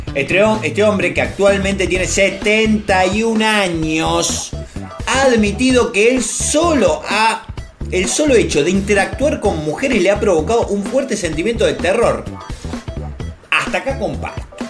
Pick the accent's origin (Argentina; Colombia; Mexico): Argentina; mi experiencia como niño, como argentino